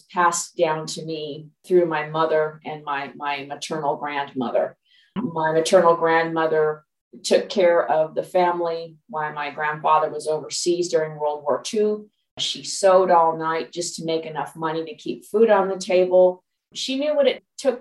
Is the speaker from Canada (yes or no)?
no; Los Angeles, California, United States; born or raised there; moved away as an adult; also born or lived in Dallas, Texas; now in Pacific Northwest, United States